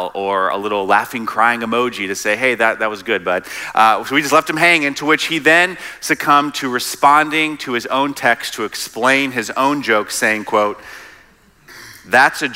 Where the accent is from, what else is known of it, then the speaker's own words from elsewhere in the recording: South Carolina, United States; moved away; also born or lived in Midwest; I'm actually originally from South Carolina